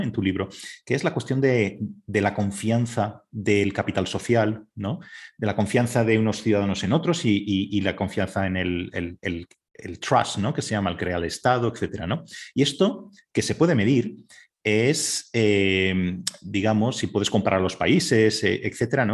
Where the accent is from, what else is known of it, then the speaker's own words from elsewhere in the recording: Spain; en España somos especialmente borreguiles